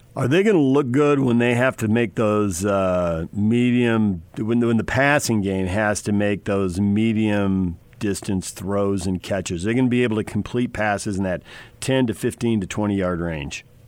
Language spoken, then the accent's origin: English; South Bay, San Diego, California, United States; I grew up in the South Bay